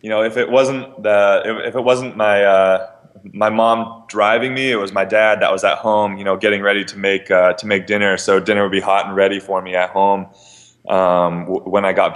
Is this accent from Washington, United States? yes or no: yes; Bremerton, Washington, United States; now in Bay Area, United States; I grew up in Bremerton